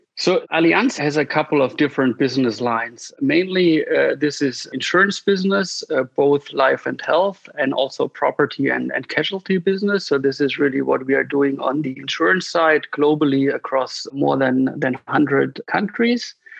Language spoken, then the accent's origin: English; near the Swiss border, Baden-Württemberg, Germany; I originally grew up in the south of Germany, which is, you know, very close to the Swiss border